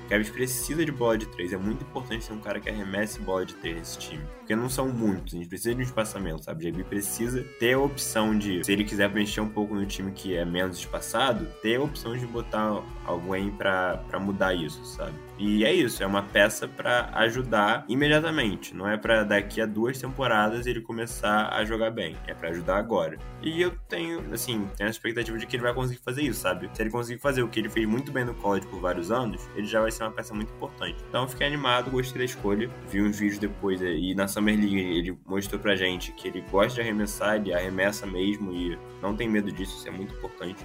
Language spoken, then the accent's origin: Portuguese; Brazil; a gente sendo brasileiro